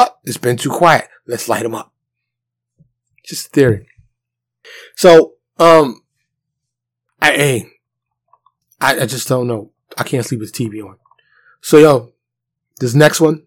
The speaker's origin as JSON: {"language": "English", "town": "New York City", "region": "New York", "country": "United States", "tie": "born or raised there", "moved": "as an adult", "lives_now": "Dallas, United States", "said": "I grew up in New York City."}